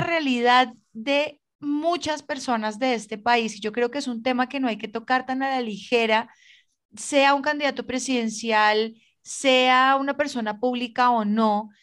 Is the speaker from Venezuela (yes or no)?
no; Colombia; como colombiana y como ciudadana